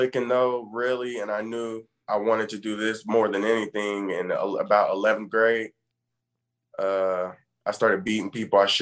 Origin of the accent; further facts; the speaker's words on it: Muskogee, Oklahoma, United States; I grew up in Muskogee.